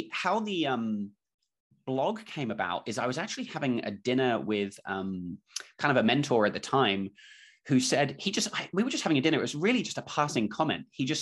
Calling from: Auckland, New Zealand; I'm calling in from Auckland, New Zealand. So it's Wednesday morning here.

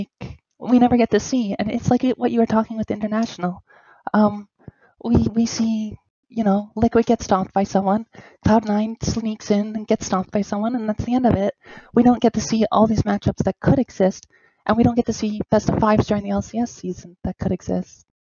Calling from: Toronto, Ontario, Canada; I am from Toronto.

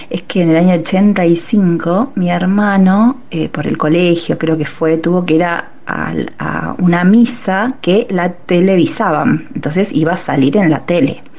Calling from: Balvanera, Buenos Aires, Argentina; de Balvanera.

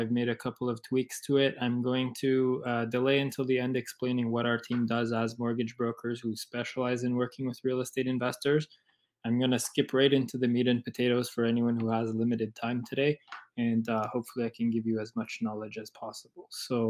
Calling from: Parry Sound, Ontario, Canada; I'm in Parry Sound at the moment.

